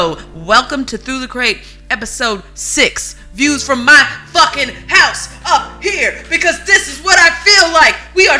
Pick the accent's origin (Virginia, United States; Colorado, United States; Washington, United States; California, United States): California, United States; We are originally from California.